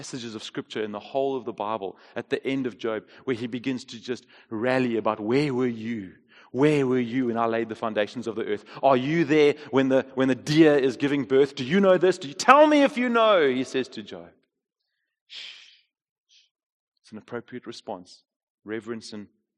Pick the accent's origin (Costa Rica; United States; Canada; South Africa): South Africa; We as South African people